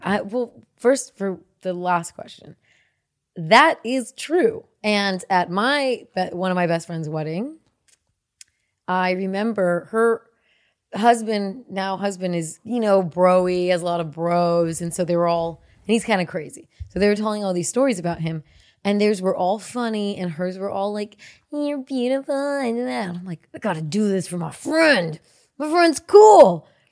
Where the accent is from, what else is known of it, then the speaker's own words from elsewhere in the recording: Cupertino, California, United States; moved away; also born or lived in Santa Clara; I'm from Silicon Valley